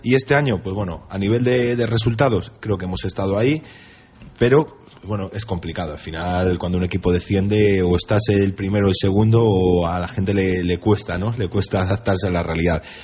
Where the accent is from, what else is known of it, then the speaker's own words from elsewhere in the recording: Valladolid, Castile and León, Spain; also born or lived in Salamanca; nacer nací en Salamanca, pero he vivido de, bueno, desde, desde, siempre en Valladolid. Me considero vallisoletano